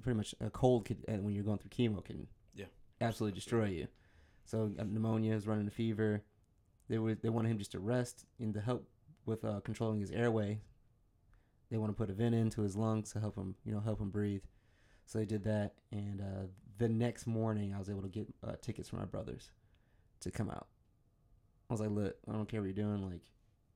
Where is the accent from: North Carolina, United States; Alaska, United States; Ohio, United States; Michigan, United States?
Michigan, United States; I'm from Michigan